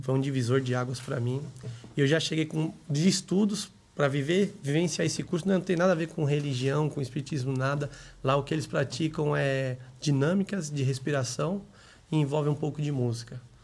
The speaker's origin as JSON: {"language": "Portuguese", "town": "São Caetano do Sul", "region": "São Paulo", "country": "Brazil", "tie": "born or raised there", "also_born_or_lived": "Grajaú, São Paulo", "said": "eu nasci em São Caetano do Sul e morei lá até uns 10 anos"}